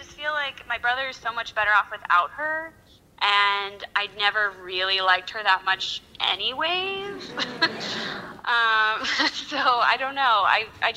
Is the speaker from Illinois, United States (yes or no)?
yes; Chicago, Illinois, United States; I'm from Chicago.